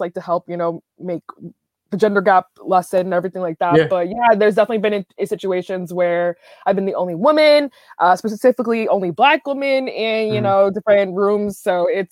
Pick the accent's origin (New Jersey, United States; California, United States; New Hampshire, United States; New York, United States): New York, United States; New York City; I am from the Big Apple, grew up here. And yeah, I've lived here basically my whole life.